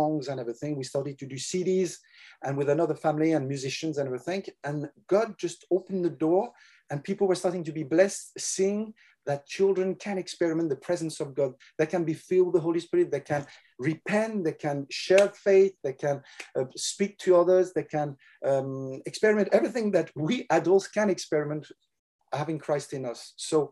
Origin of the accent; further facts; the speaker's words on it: France; accent: French; English is a second language; also born or lived in England; But I was born in France, raised in France. I've never lived except 1 year in England.